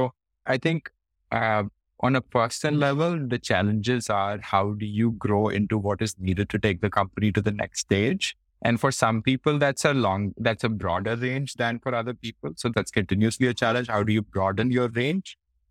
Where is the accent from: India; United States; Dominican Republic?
India; Faridabad, Haryana; people probably actually don't know that I come from this small city called Faridabad. Usually I say I come from Delhi because that's what most people will recognize. But I think having grown up in a small city has a lot to do with my humility.